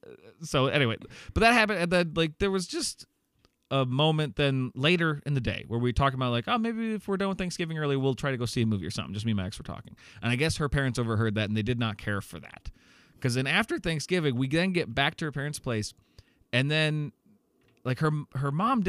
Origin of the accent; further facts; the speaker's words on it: Iowa, United States; now in Chicago, United States; no, I'm from Iowa. I live in Chicago right now.